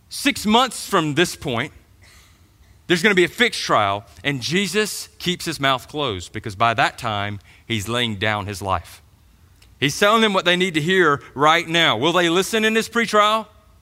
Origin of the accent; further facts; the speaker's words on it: Georgia, United States; But I grew up in Middle Georgia, so I went to the Macon Mall.